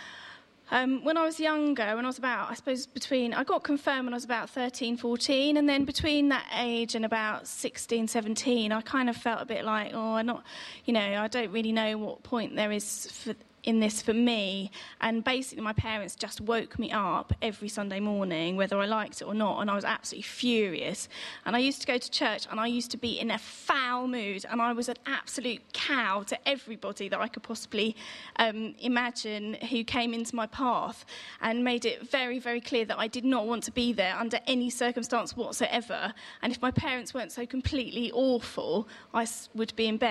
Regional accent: Aldershot, South East England, United Kingdom; I was born in Aldershot in Hampshire and went to a local Anglican church called Ascension.

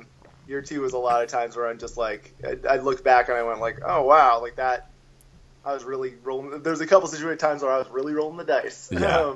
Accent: Brunswick, Maine, United States; also born or lived in White River Junction, Vermont; I'm from Brunswick, which is like, it's a little bit

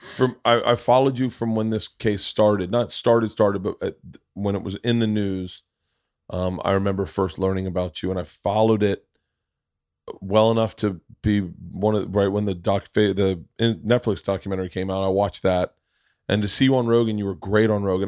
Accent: Florida, United States; I grew up in Florida

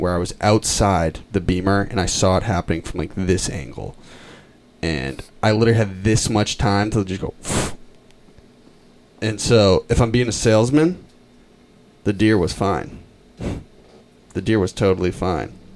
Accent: Lincoln, Massachusetts, United States; I'm from Lincoln, Mass, and I grew up on Deer Haven Road

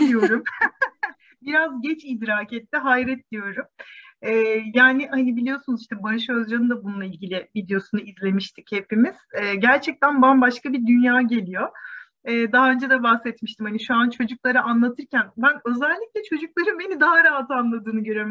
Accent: Turkey; bu ülkede e, doğduğuma

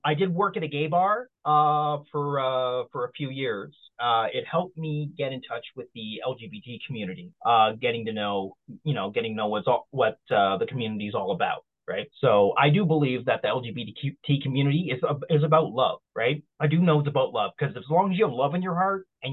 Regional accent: Nova Scotia, Canada; moved away as an adult; now in Toronto, Canada; I'm originally from Nova Scotia. I was born and raised in Nova Scotia.

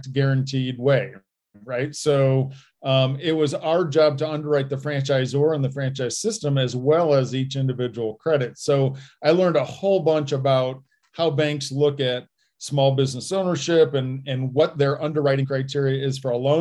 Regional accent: Indiana, United States; now in Colorado, United States; growing up in Indiana

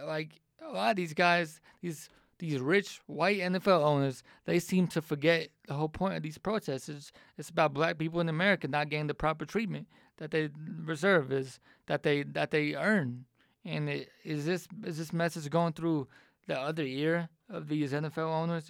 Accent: Atlanta, Georgia, United States; moved away as an adult; also born or lived in Charlottesville, Virginia; Atlanta's my hometown

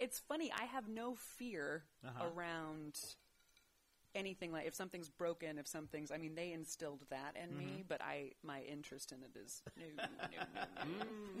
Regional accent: Siesta Key, Florida, United States; I grew up in Florida, Siesta Key, which is off the west coast of Florida.

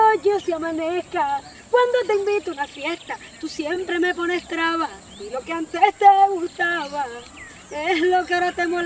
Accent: Colombia; Y creo que ese es mi sueño como colombiana

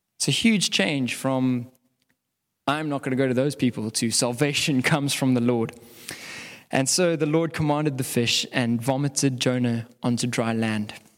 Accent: South Africa; as South African

